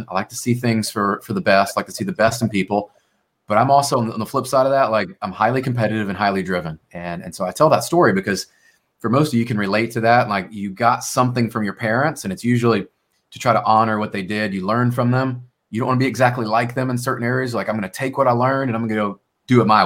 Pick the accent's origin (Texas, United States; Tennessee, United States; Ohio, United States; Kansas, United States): Tennessee, United States; Memphis; I grew up in Memphis, Tennessee